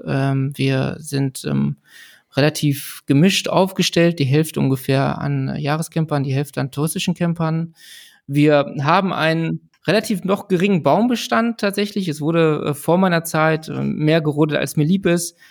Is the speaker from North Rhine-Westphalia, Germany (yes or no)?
yes; Ruhr area, North Rhine-Westphalia, Germany; Ich selber bin auch im, im Ruhrgebiet geboren, groß geworden